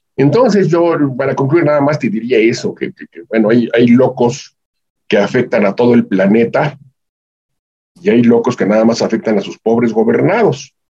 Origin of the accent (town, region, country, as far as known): Mexico